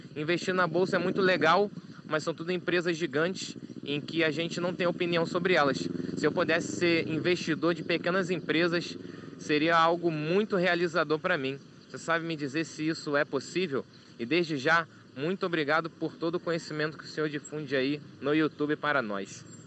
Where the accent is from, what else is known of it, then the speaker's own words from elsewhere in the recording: Pernambuco, Brazil; sou de Pernambuco